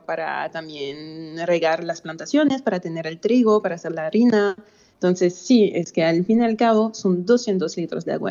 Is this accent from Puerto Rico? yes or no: no; France; como francesa